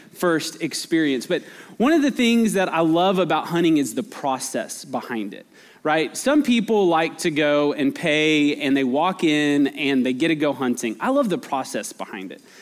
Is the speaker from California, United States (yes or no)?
no; Albuquerque, New Mexico, United States; now in Texas, United States; I grew up in Albuquerque